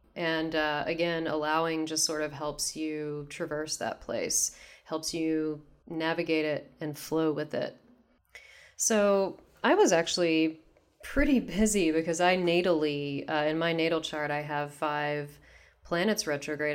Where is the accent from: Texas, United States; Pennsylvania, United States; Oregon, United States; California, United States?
Texas, United States; moved away as an adult; now in Seattle, United States; I'm from Texas originally, so this is, uh, back in Texas. and I'm in Seattle currently